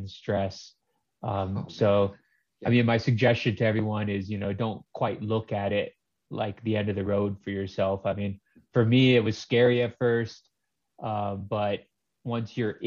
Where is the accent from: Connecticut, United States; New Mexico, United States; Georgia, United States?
New Mexico, United States; Los Alamos; I'm from Los Alamos, New Mexico. My float center was Float Los Alamos